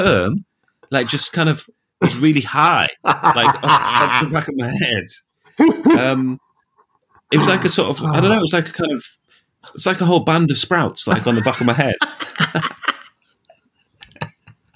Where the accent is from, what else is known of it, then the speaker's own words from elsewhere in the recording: Darlington, North East England, United Kingdom; when I grew up in Darlington